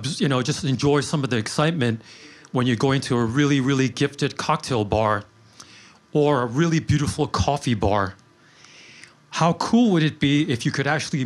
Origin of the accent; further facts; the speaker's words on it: New York City, New York, United States; I grew up in Queens